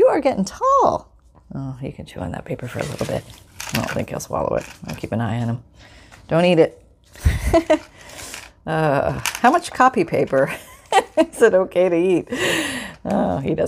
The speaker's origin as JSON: {"language": "English", "country": "Canada", "said": "I'm from Canada"}